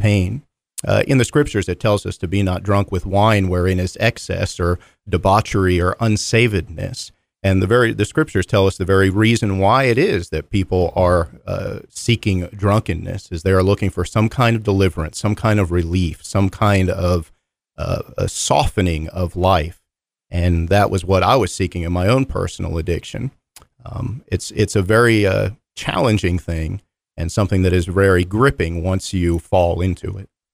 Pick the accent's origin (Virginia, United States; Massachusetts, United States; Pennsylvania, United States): Pennsylvania, United States; Philadelphia; now in North Carolina, United States; I grew up in the Philadelphia area